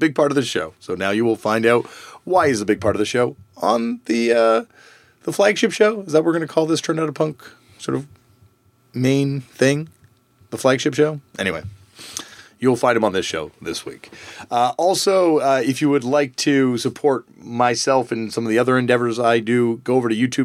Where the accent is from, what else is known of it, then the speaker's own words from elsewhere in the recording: Canada; as a Canadian person